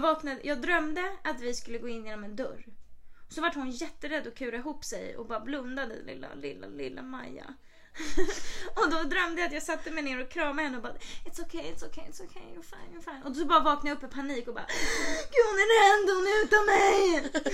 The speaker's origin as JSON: {"language": "Swedish", "country": "Sweden", "moved": "yes", "said": "vi är svenskar"}